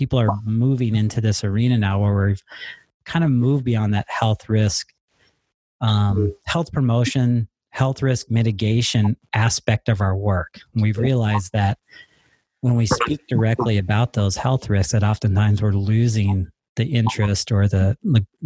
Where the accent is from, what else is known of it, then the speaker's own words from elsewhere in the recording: Stevens Point, Wisconsin, United States; right here in my hometown